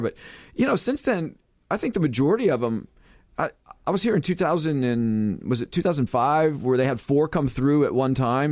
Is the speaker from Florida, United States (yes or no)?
yes; Sarasota, Florida, United States; moved away as an adult; also born or lived in Los Angeles, California; … and I are both Florida natives. We're from Sarasota